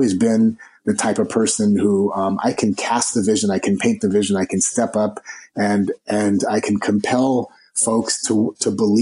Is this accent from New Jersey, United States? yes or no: no; Los Angeles, California, United States; I was born in East Los Angeles, Hispanic family, grandparents were immigrants.